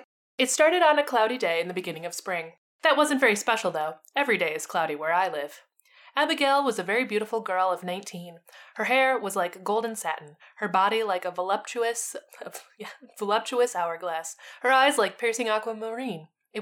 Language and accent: English; Boston, Massachusetts, United States; John was a farmer in Salem, which is but a few short miles from my hometown of Boston.